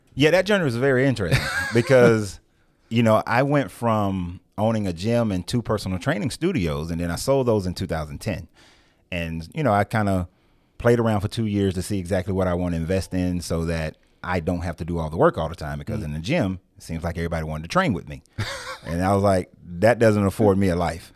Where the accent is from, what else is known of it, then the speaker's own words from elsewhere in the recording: Marietta, Georgia, United States; I was born and raised in Marietta, Georgia